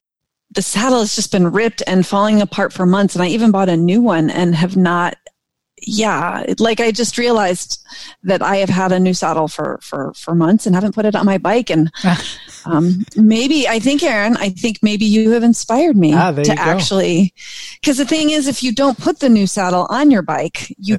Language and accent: English; Palmyra, New York, United States; I grew up near in Palmyra, New York.